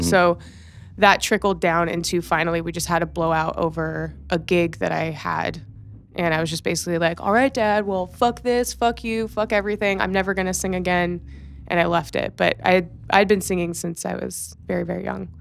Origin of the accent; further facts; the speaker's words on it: Los Angeles, California, United States; also born or lived in Riverside, California (Inland Empire); I will call myself born and raised in Los Angeles, but technically I was birthed in the nine oh nine